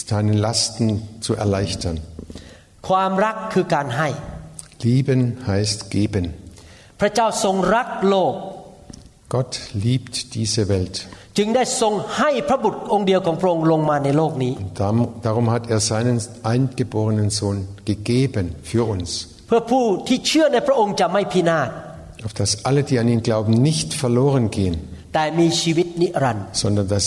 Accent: Thailand; German is a second language; Und ich bin Thailänder und bin im thailändischen Umwelt groß geworden und da ist, da, da ist es nicht normal, dass man sagt, ich liebe dich.

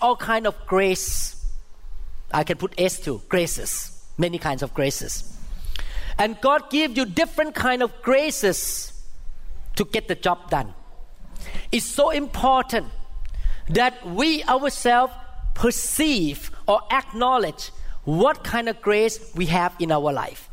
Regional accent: Thailand; first language Thai; English is a second language; moved away; I grew up in Catholic school in Thailand

